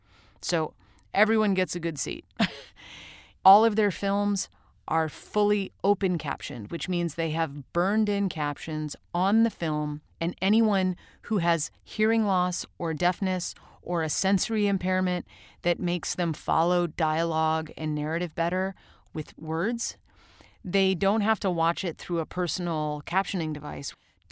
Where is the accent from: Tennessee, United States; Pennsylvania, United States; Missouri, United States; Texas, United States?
Missouri, United States; St. Louis; also born or lived in Rochester, New York; when I was growing up in St. Louis and Rochester, New York, in both places, we had a darkroom.